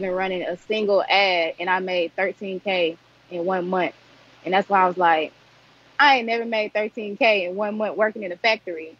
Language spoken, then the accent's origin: English; Jonesboro, Arkansas, United States; I'm from Jonesboro, Arkansas.